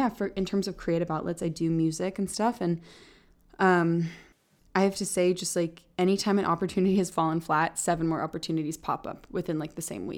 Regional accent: Bay Area, Northern California, United States; moved away as an adult; also born or lived in Scotland / Netherlands; now in Los Angeles, United States; I grew up in Northern California in the Bay Area. The Bay Area, if you've never been, is like gorgeous. Big mountains and trees and forests, Muir Woods, like just beautiful, really, really beautiful.

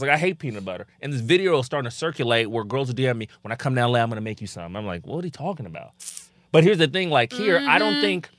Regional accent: DR Congo; just backstory, people that don't know, I'm from the Congo, right?

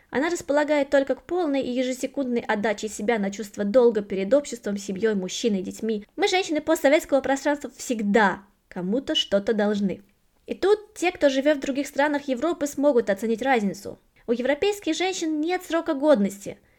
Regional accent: Russia; moved away as an adult; now in Germany; Я выросла в России, последние девять лет живу в Германии

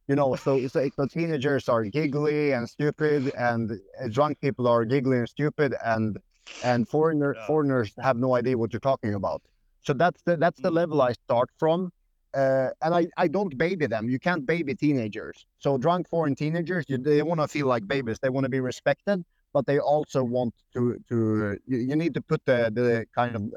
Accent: Sweden; accent: Swedish; English is a second language; moved away; also born or lived in Norway; I had like a Swedish accent

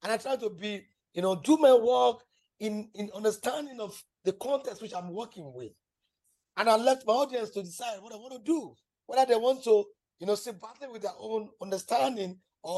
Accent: Nigeria; as a Nigerian artist

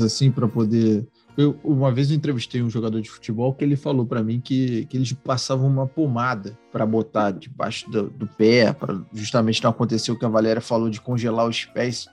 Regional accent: Rio de Janeiro, Brazil; Eu, como carioca

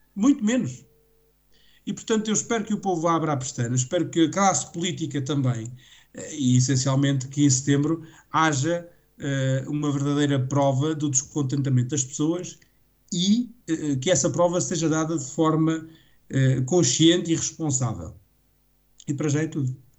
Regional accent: Portugal; enquanto português

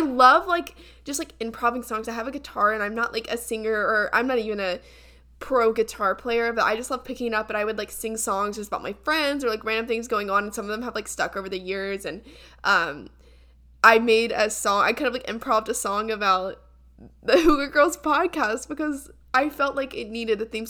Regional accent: the South, United States; growing up in Southern culture

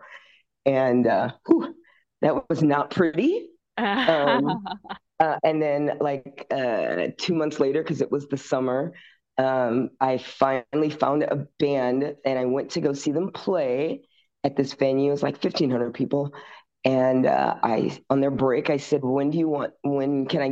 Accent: St. Louis, Missouri, United States; now in Las Vegas, United States; We grew up together in St. Louis

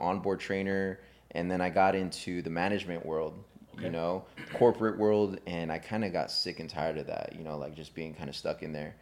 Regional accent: California, United States; I was born and raised over here in California

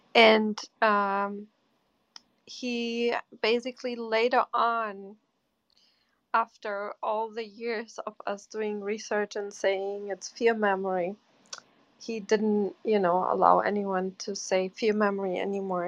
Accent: Portugal; moved away; I'm from Portugal

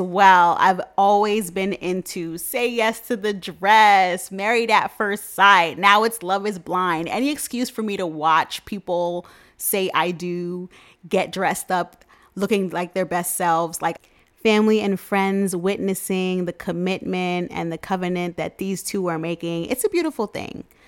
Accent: New York City, New York, United States; I'm from Queens, N Y C, born and raised

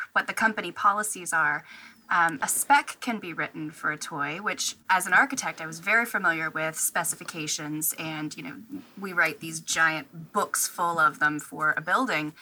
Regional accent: Tennessee, United States; moved away as an adult; now in Virginia, United States; I was actually born and raised in Tennessee

